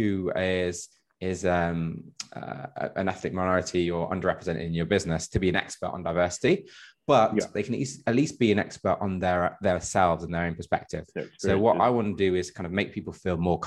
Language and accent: English; Midlands, United Kingdom; I grew up in the Midlands, which isn't the most diverse place in the world